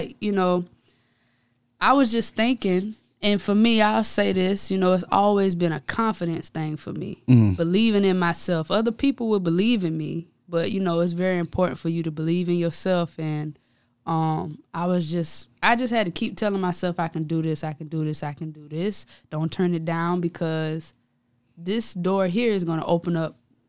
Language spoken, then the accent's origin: English; Darlington, South Carolina, United States; also born or lived in Denmark, South Carolina; I am from Darlington. So, you know, that's my hometown where I played ball there, played for the high school